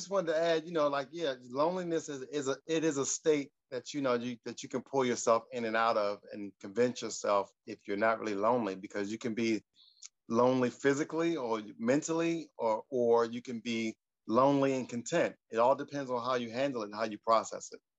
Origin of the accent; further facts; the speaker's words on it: San Jose, California, United States; I'm hailing from San Jose, California.